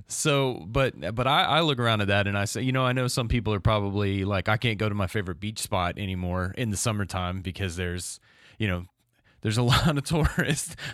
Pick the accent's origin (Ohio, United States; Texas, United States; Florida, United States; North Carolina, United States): Florida, United States; Crestview; I'm from Crestview